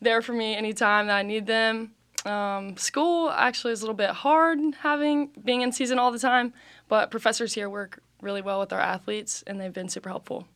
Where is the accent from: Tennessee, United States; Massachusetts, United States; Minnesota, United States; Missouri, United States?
Tennessee, United States; Chattanooga; I'm from Chattanooga, Tennessee